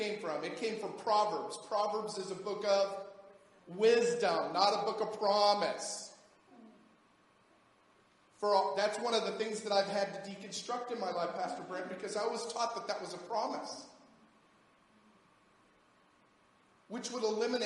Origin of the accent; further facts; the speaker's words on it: United States; as an American